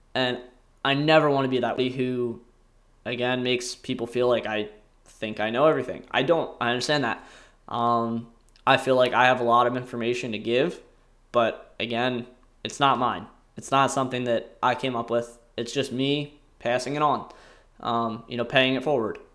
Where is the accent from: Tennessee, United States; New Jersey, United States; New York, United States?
New Jersey, United States; Salem County; I grew up in Salem County, New Jersey, uh, which is a very rural, very kinda blue blood county